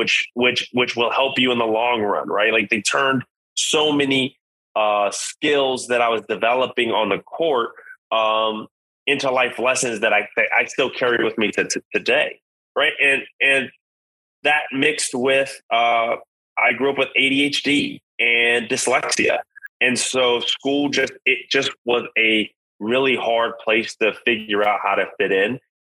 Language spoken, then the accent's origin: English; Los Angeles, California, United States; I'm originally from South Central Los Angeles. Born and raised, single mom